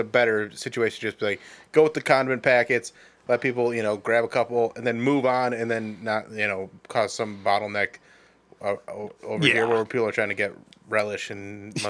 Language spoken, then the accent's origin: English; Medina, Ohio, United States; Yeah, so I grew up in Medina